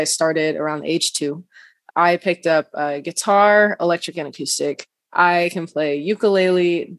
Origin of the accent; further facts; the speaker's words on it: Dallas, Texas, United States; I am 21. I'm originally from Dallas, Texas